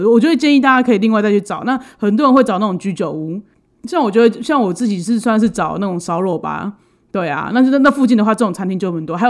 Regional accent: Taiwan; 而且就是你要注意，我们台湾人很多人不吃牛啊。

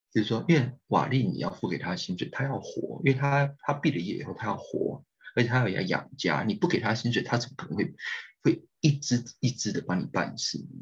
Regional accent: Taiwan; 我们台湾人在Istanbul，或是在安卡拉的大，的硕士班学生或是博士班学生

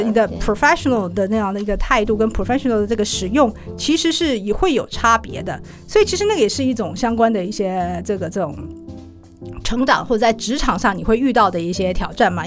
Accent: Taiwan; also born or lived in Singapore; 因为我们会讲公台语嘛

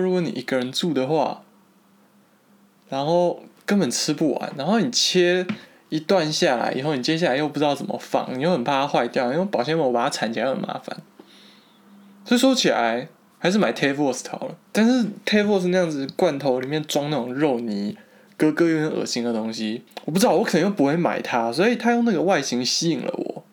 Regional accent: Taipei, Taiwan; now in Germany; 像我台北人啦

